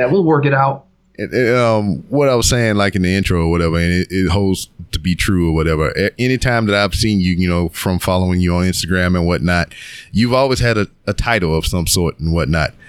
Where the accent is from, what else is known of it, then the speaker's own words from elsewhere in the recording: Philadelphia, Pennsylvania, United States; I'm from Philly.